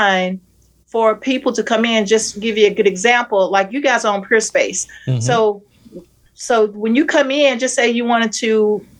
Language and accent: English; Dallas, Texas, United States; also born or lived in Virginia; now in Norfolk, United States; I'm originally from Dallas, Texas